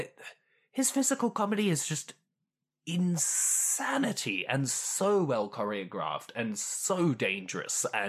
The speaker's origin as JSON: {"language": "English", "town": "Perth", "region": "Western Australia", "country": "Australia", "tie": "born or raised there", "moved": "yes", "lives_now": "Melbourne, Australia", "said": "I was born in Perth"}